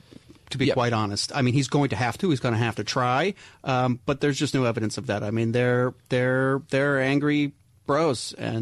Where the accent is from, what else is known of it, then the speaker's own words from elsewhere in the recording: New York, United States; A lot of things. I'm a New Yorker. A lot of things bother me.